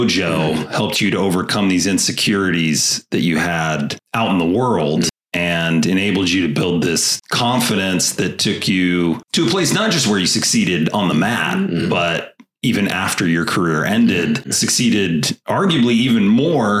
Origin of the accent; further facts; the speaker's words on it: United States; accent: American; they knew I was American from my accent